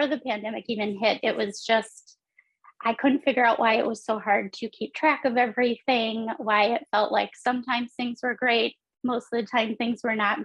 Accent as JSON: {"language": "English", "town": "Stevens Point", "region": "Wisconsin", "country": "United States", "tie": "born or raised there", "said": "I grew up in Stevens Point, which is like right in the center"}